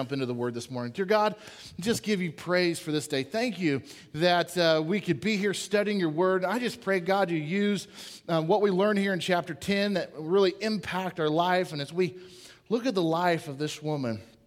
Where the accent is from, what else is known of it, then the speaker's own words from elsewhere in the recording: Portland, Oregon, United States; I grew up in Portland, Oregon